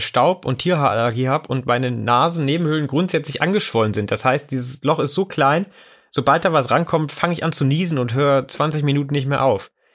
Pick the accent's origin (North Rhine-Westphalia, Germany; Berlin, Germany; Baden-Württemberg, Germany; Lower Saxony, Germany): Lower Saxony, Germany; near Wolfsburg; moved away; ich bin in der Nähe von Wolfsburg aufgewachsen